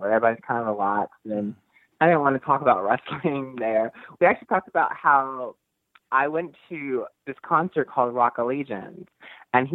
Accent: Newark, New Jersey, United States; the first Capital allowed me to wrestle in my hometown

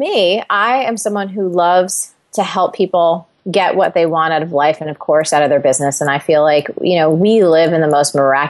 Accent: New Jersey, United States; I'm Italian. I love to eat. I am goofy. I'm from New Jersey.

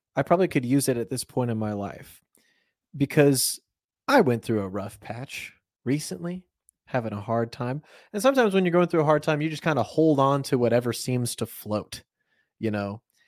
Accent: United States; we're Americans

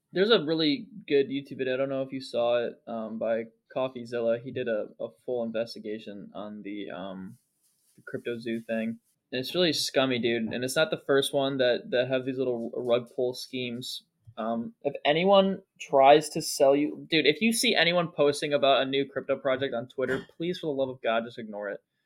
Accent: Ohio, United States; Ohio, my home state

